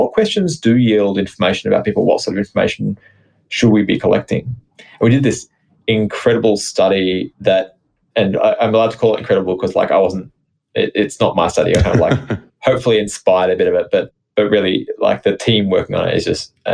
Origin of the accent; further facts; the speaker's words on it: Australia; as an Australian